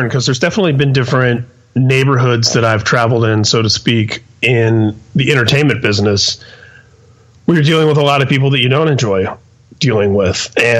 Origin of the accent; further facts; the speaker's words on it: Indianapolis, Indiana, United States; also born or lived in San Mateo, California; Yeah, I was born and raised in Indianapolis. There was a brief period of about 2 years from age 2 to 4